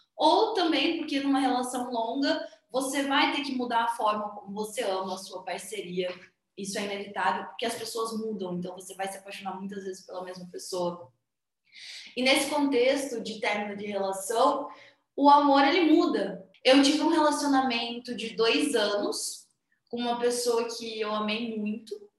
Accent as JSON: {"language": "Portuguese", "town": "Campo Grande", "region": "Mato Grosso do Sul", "country": "Brazil", "said": "eu tenho 22 anos, sou de Campo Grande, Mato Grosso do Sul."}